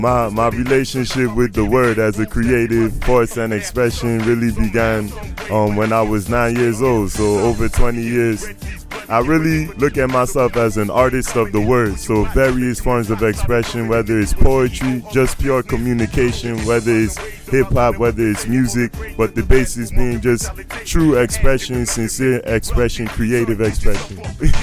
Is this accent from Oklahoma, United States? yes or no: no; Washington, District of Columbia, United States; also born or lived in Maryland / Nigeria (ancestry); I was born in Washington, D.C. in the city and grew up in Maryland and Washington, D.C.